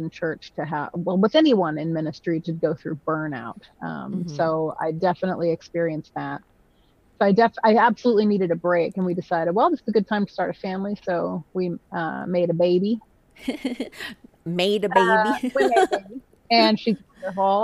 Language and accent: English; Nashville, Tennessee, United States; I grew up in Nashville, because that's where my dad's job was.